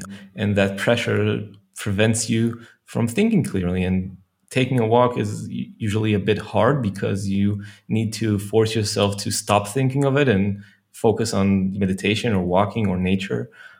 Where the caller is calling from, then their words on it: Haifa, Haifa District, Israel; I'm joining you from Haifa, from Bad Galim. You can see the sea from that window over there if it wasn't so dark outside.